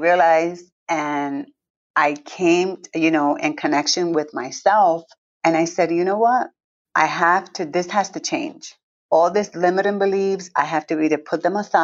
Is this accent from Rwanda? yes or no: no; Villalba, Puerto Rico; also born or lived in Newark, New Jersey; I was born in Newark, New Jersey, grew up in Puerto Rico, and I'm really from the country, from a little town called Villalba.